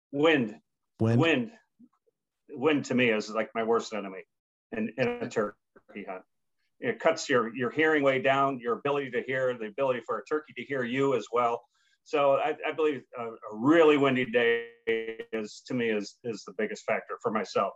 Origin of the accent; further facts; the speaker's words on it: United States; also born or lived in New York / Pennsylvania; growing up in New York and Pennsylvania, was pretty much all public hunting ground